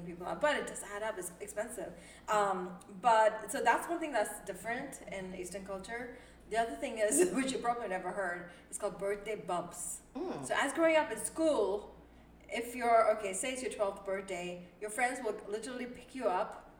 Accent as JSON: {"language": "English", "region": "Dubai", "country": "United Arab Emirates", "tie": "born or raised there", "also_born_or_lived": "India", "moved": "as an adult", "lives_now": "United States", "said": "growing up in Dubai"}